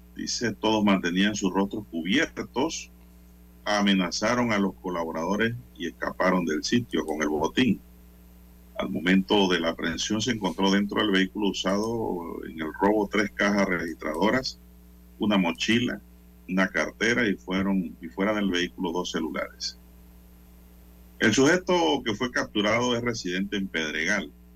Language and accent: Spanish; Panama; a nosotros como panameños, como ciudadanos